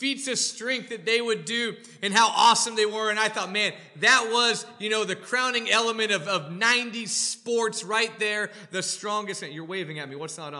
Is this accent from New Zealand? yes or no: no; Denmark; And, you know, I'm from Denmark. I thought maybe one day I'll be big and strong like these guys.